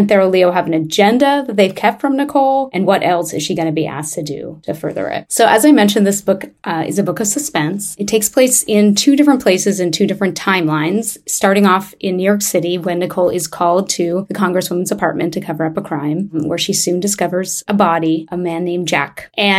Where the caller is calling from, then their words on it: Montreal, Quebec, Canada; I'm calling from Montreal, Canada